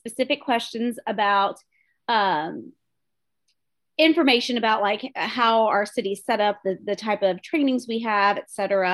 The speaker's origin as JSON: {"language": "English", "town": "Tullahoma", "region": "Tennessee", "country": "United States", "tie": "born or raised there", "first_language": "English", "said": "I was born and raised here in Tullahoma"}